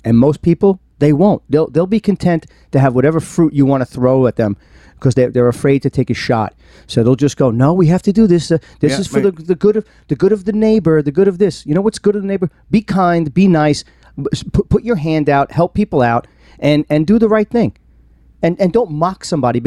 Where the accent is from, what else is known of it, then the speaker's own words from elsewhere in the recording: New York, United States; I'm from New York